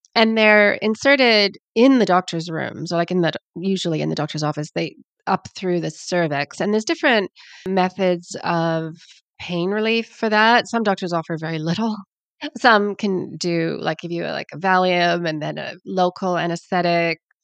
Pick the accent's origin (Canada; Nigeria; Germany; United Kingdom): Canada; accent: Canadian; also born or lived in Sydney, Australia; now in New Zealand; I'm Canadian, you can hear from my accent, but I live down under